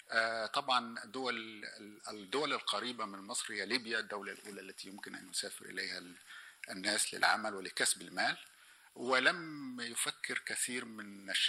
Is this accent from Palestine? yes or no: no; Sudan; also born or lived in Egypt / Austria; فأقول أنا سوداني مصري نمساوي